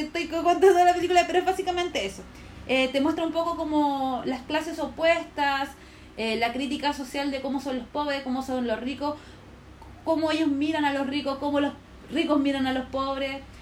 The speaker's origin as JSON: {"language": "Spanish", "town": "Puente Alto", "region": "Santiago Metropolitan Region", "country": "Chile", "said": "yo soy como de Puente Alto, periferia"}